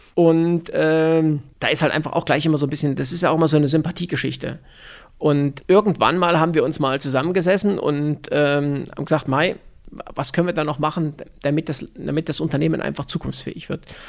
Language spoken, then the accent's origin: German; Upper Franconia, Bavaria, Germany; moved away as an adult; also born or lived in near Erfurt, Thuringia; now in Füssen, Germany; als Oberfranke, ja, wir haben Nürnberg Ice Tigers